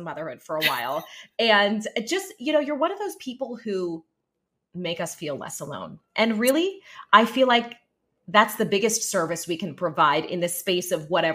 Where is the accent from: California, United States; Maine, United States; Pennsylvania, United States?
Pennsylvania, United States; Pittsburgh; now in Florida, United States; I'm from Pittsburgh